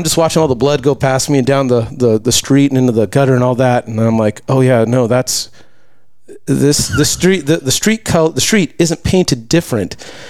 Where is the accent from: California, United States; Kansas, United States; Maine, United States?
California, United States; Lakewood; moved away as an adult; also born or lived in Malibu, California / Jingzhou, China; I grew up in the Lakewood Bellflower area.